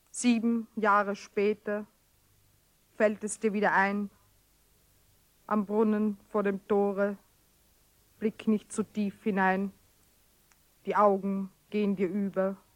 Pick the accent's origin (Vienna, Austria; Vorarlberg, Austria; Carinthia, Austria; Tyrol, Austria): Carinthia, Austria; Ich habe meine Jugend in Kärnten verbracht, im Süden, an der Grenze, in einem Tal, das zwei Namen hat, einen deutschen und einen slowenischen.